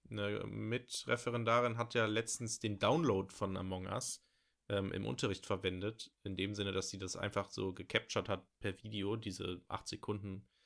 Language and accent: German; Bochum, North Rhine-Westphalia, Germany; ich komme hier aus Bochum, habe strenge Regeln irgendwie in der Schule und überall